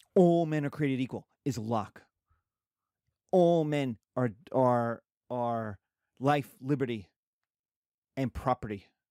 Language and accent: English; New York, United States; I'm a northerner from New York